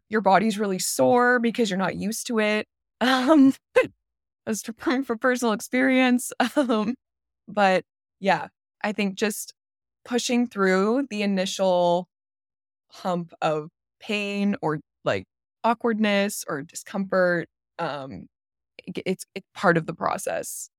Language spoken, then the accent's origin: English; Canada; I'm from Canada